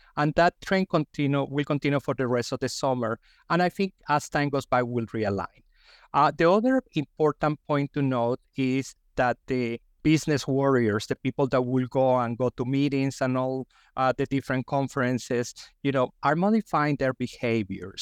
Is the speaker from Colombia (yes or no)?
yes; Colombia; English is a second language; also born or lived in Texas, United States; now in Philadelphia, United States; I am an immigrant from Colombia, as you can tell by my accent.